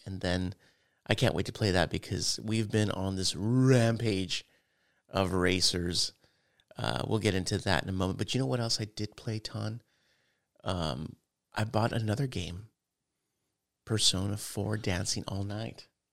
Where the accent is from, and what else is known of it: United States